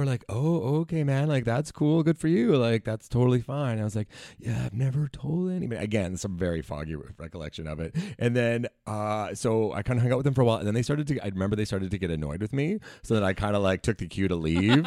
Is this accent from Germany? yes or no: no; Langley, British Columbia, Canada; I'm from Langley, B C